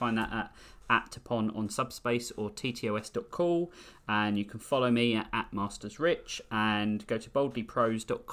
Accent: London, United Kingdom; I'm originally from London

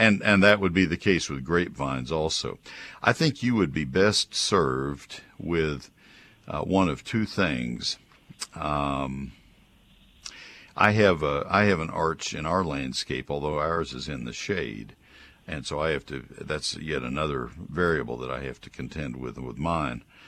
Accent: College Station, Texas, United States; also born or lived in San Antonio, Texas; I grew up in College Station

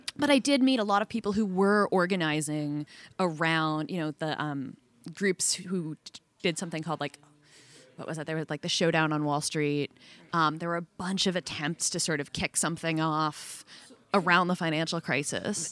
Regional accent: outside of Boston, Massachusetts, United States; I grew up outside of Boston

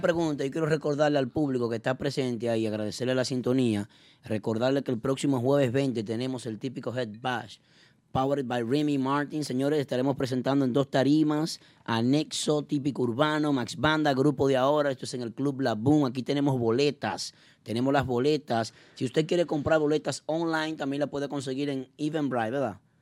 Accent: Dominican Republic; nosotros como dominicanos

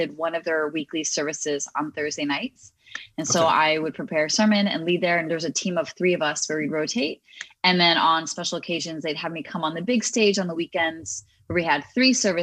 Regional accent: United States; I grew up in the Baptist community here in the US

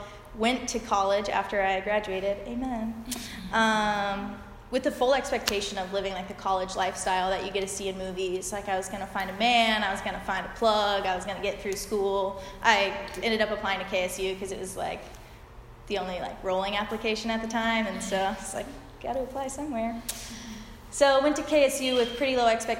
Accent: Peachtree City, Georgia, United States; I grew up in Georgia, in Peachtree City

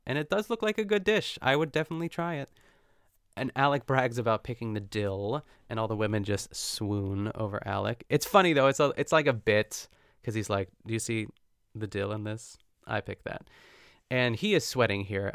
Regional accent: North Huntington, Pennsylvania, United States; my hometown of North Huntington, Pennsylvania

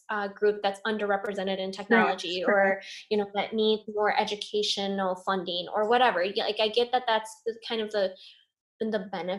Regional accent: Michigan, United States; I'm white. You know, they always ask me, where are you from and where are you really from? You know, when I tell them I'm from Michigan.

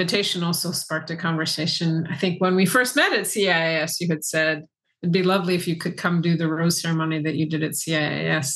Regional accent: San Francisco Bay Area, California, United States; my brother, and my sister were all raised in the San Francisco Bay Area.

